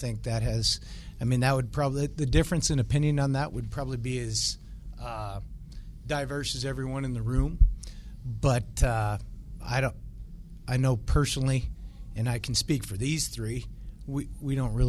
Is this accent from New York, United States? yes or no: no; Montana, United States; As I just mentioned, we're all from Montana.